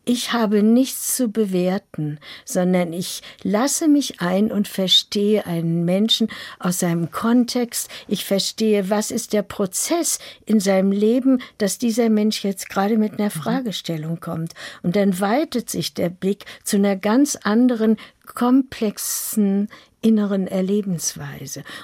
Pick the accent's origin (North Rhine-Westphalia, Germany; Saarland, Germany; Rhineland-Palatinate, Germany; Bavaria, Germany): North Rhine-Westphalia, Germany; Lüdenscheid; Und dann ist plötzlich da, wo ich geboren bin, im Sauerland in Lüdenscheid, die deutsch-amerikanische Front.